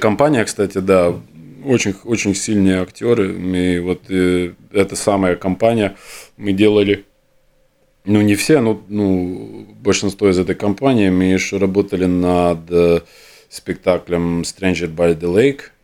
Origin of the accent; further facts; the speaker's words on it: Jurmala, Latvia; also born or lived in Riga; я родился, родился в Риге, да, где-то лет семь я вот приехал на Юрму, потому что мама хотела жить э, около моря